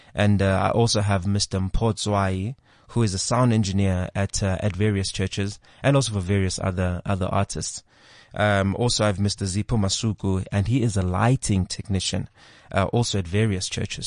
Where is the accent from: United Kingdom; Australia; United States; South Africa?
South Africa; if you're from South Africa, you will actually notice just how secular our country really is